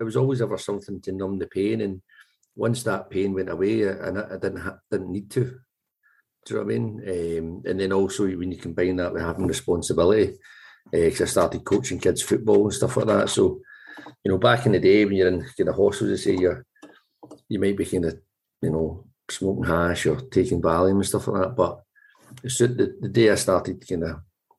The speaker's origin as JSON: {"language": "English", "town": "Glasgow", "region": "Scotland", "country": "United Kingdom", "tie": "born or raised there", "moved": "yes", "lives_now": "Edinburgh, United Kingdom", "said": "I grew up in Govan, left school age 13"}